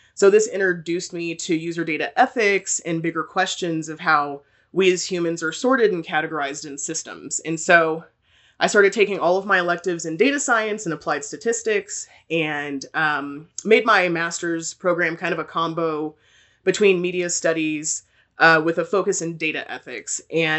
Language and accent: English; Texas, United States; also born or lived in Germany; So I was born in Germany to two military parents. My parents are both in the army, but I spent most of my life in Texas.